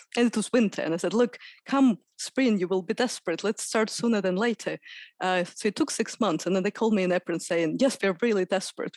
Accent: Moscow, Russia; moved away as an adult; now in Sheffield, United Kingdom; I'm from Moscow, and I spent forty years of my life there.

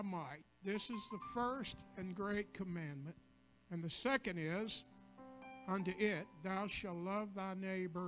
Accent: a hollow near McDowell, West Virginia, United States; moved away; I grew up in Hala, McDunn, West Virginia

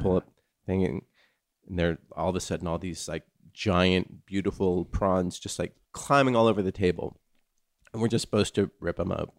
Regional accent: California, United States; growing up in California

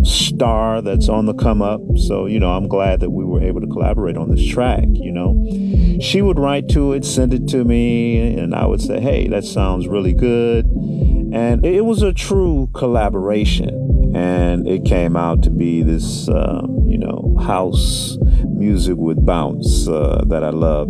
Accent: Detroit, Michigan, United States; I'm from Detroit

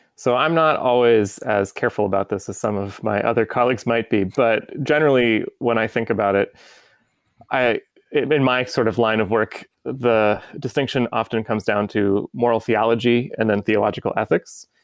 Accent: United States; as an American

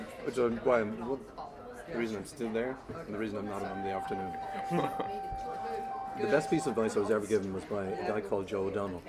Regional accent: Dublin, Leinster, Ireland; I was from Donnybrook originally.

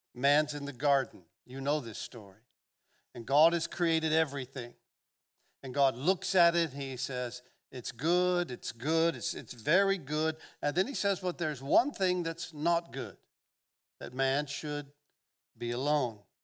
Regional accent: Gulf Breeze, Florida, United States; I'm from Northwest Florida. I grew up here, the South

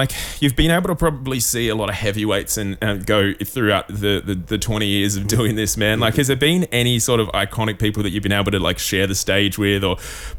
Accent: Gold Coast, Queensland, Australia; now in Melbourne, Australia; I'm from the Gold Coast, right? I didn't get to live through all these golden Melbourne years that everybody got to live through

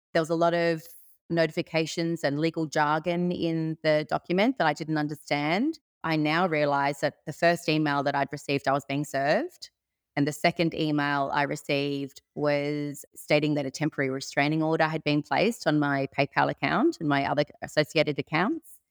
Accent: Sydney, New South Wales, Australia; moved away as an adult; now in Byron Bay, Australia; I'm originally from Sydney, but moved up to Byron Bay about eight years ago

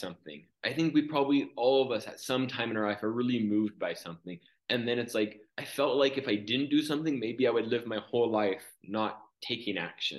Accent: California, United States; moved away as an adult; now in Egypt; I grew up in California

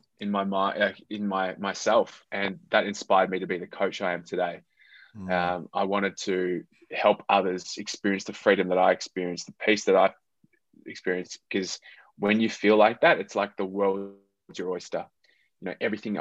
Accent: Australia; moved away as an adult; also born or lived in Philippines; I am half Filipino and I'm half Australian.

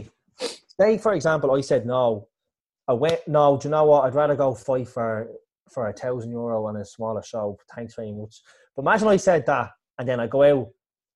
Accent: Ireland; me being Irish

